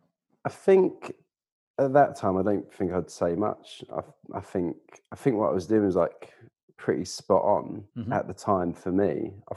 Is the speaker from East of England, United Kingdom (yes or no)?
yes; East of England, United Kingdom; accent: Essex; I'm from Essex originally. I mean, some people hear it, other people don't, but my Essex accent used to be a lot broader than it was.